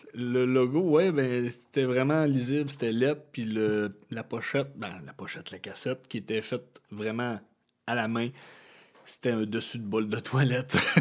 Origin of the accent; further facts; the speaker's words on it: Chibougamau, Quebec, Canada; moved away as an adult; also born or lived in Jonquière; j'ai grandi à Chibougamau.